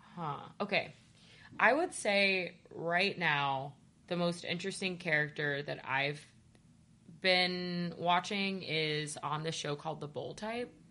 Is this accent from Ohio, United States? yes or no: yes; Ohio, United States; I'm from Ohio